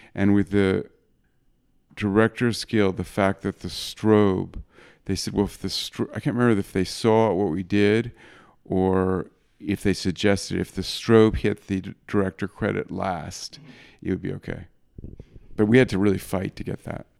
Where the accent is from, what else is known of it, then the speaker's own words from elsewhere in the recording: New York, United States; also born or lived in Madrid; my hometown of New York